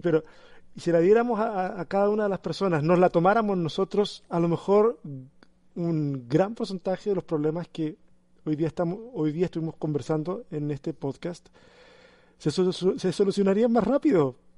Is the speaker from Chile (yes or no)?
yes; Chile; como chileno